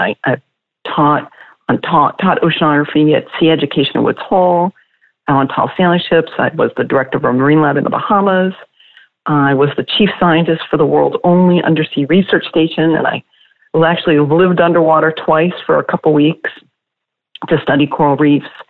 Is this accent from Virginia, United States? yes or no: no; outside of Boston, Massachusetts, United States; I grew up outside of Boston